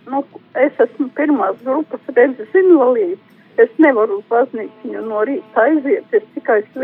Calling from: Liepāja, Kurzeme, Latvia; Es no Liepājas ainas zvana.

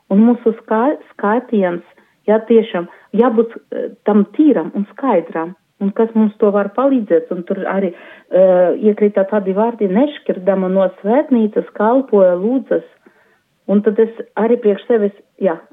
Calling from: Daugavpils, Latgale, Latvia; Esmu no Daugavpils, no kustības arī prosanktitāte.

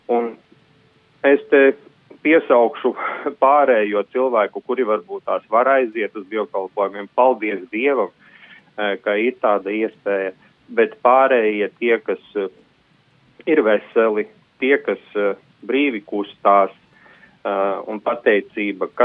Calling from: Jūrmala, Latvia; no Jūrmalas

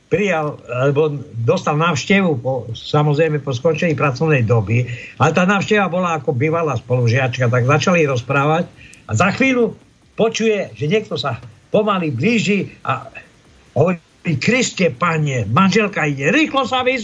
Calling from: Banská Bystrica, Banská Bystrica Region, Slovakia; Z Banskej Bystrice.

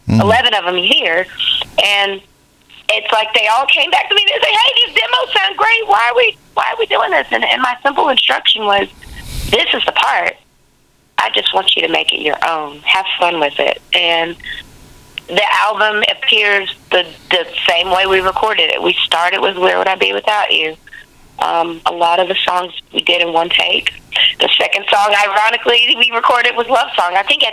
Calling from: Huntsville, Alabama, United States

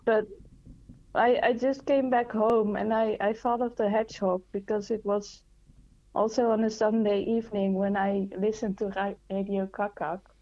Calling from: Netherlands; I'm calling from the Netherlands.

